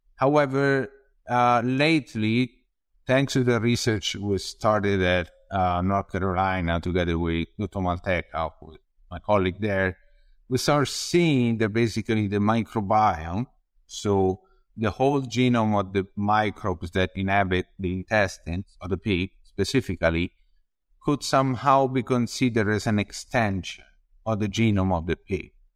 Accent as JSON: {"language": "English", "region": "Tuscany", "country": "Italy", "tie": "born or raised there", "also_born_or_lived": "Padua, Italy", "moved": "as an adult", "said": "I'm from Tuscany, from Anubis outside of the city, just an hour"}